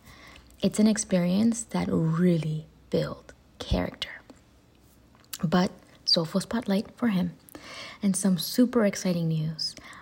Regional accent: Rio Grande City, Texas, United States; born or raised there

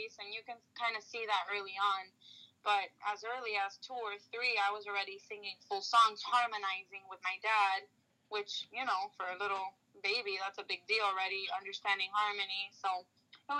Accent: Miami, Florida, United States; I am a Cuban-American singer-songwriter born and raised in Miami, Florida

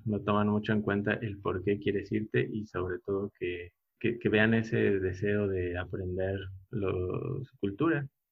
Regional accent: Puebla, Mexico; moved away as an adult; also born or lived in Indonesia; now in Oaxaca, Mexico; soy originario de Puebla

